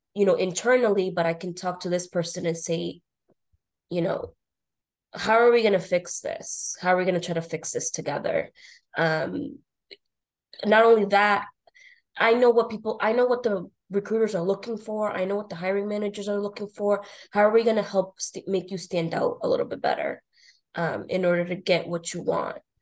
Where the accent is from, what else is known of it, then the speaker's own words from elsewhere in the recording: North Shore, Boston area, Massachusetts, United States; I grew up in the North Shore, Boston area went to school here, high school.